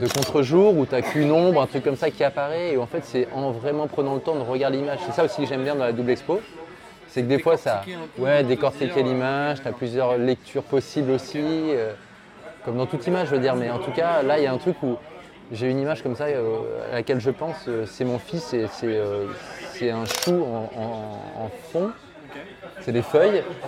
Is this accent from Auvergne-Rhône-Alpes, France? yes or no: yes; Lyon, Auvergne-Rhône-Alpes, France; je viens d'à côté de Lyon, du coup, je suis originaire de Lyon, je suis resté 27 ans sur Lyon